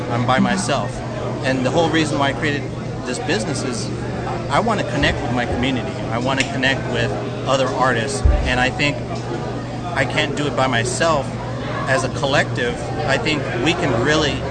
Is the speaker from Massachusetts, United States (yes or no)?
no; Otay Mesa, California, United States; now in Otay Ranch, United States; Okay, so I grew up in Otay Mesa. I went to Montgomery High School